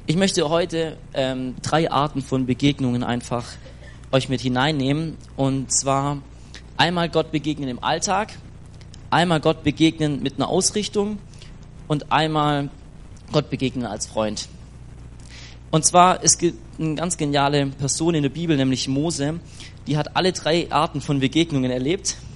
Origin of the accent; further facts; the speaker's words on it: Schwäbisch Gmünd, Baden-Württemberg, Germany; ich komme aus